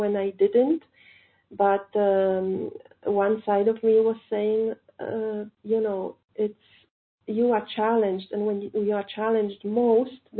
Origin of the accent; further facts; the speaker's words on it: Poland; moved away as an adult; now in India; I'm calling from India, but actually I'm not Indian. I'm from Poland.